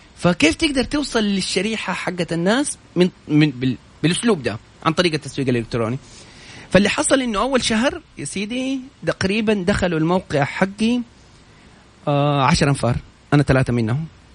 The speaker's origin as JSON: {"language": "Arabic", "country": "Saudi Arabia", "said": "عندنا في السعودية"}